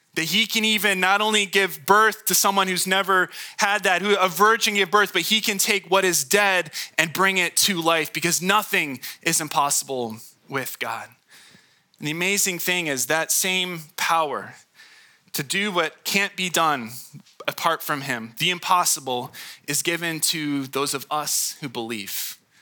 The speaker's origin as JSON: {"language": "English", "town": "Hemet", "region": "California", "country": "United States", "tie": "born or raised there", "said": "I was born in Hemet."}